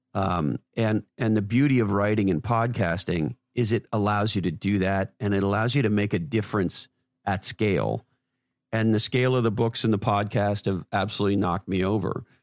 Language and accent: English; Montreal, Quebec, Canada; moved away as an adult; also born or lived in Toronto / Silicon Valley; now in Santa Cruz, United States; I grew up in Montreal, Canada